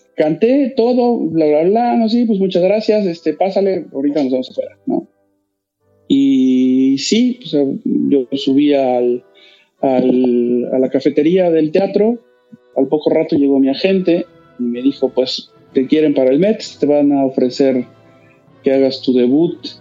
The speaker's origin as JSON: {"language": "Spanish", "country": "Mexico", "said": "todos somos mexicanos"}